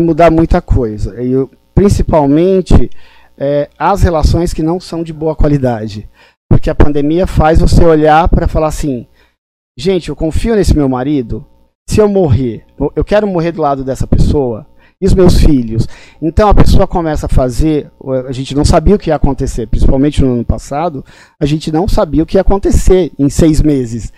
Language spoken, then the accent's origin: Portuguese; São Paulo, Brazil; also born or lived in Limoeiro, Pernambuco; eu sou de Limoeiro, Pernambuco, então eu sou migrante. Eu vim para cá é, em São Paulo com três meses de idade